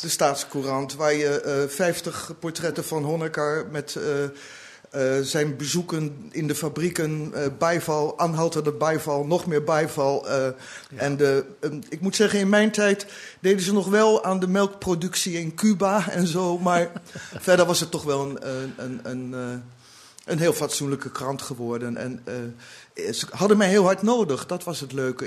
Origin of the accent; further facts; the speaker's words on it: The Hague, South Holland, Netherlands; also born or lived in Berlin; now in Amsterdam, Netherlands; van huis uit ben ik een Hagenees.